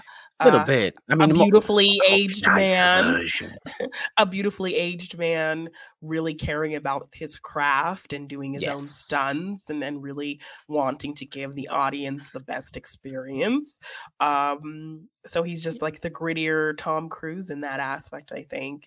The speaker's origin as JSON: {"language": "English", "country": "Canada", "said": "I'm Canadian."}